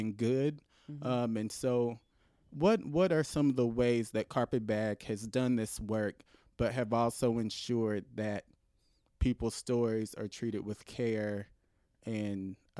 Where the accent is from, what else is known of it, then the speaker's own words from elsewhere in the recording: Knoxville, Tennessee, United States; growing up in Knoxville, Tennessee, going to a school in the county and not the city